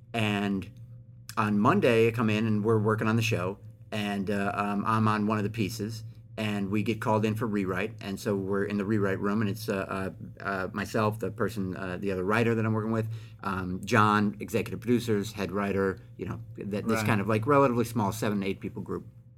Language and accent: English; Bay Area, California, United States; I grew up in the Bay Area through the 80s